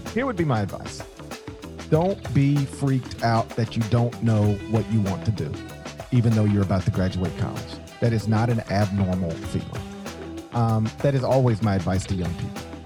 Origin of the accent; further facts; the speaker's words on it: Mississippi, United States; I grew up in Mississippi